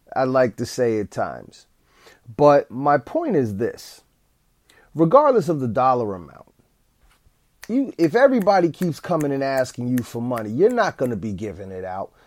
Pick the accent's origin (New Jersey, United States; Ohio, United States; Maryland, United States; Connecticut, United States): New Jersey, United States; East Orange; the school that I went to as a child in my hometown of East Orange, New Jersey